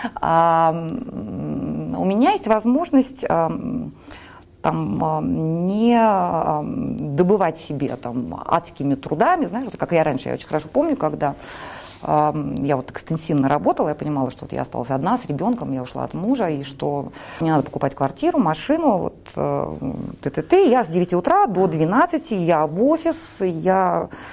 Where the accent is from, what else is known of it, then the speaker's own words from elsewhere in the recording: Saint Petersburg, Russia; я выросла в Петербурге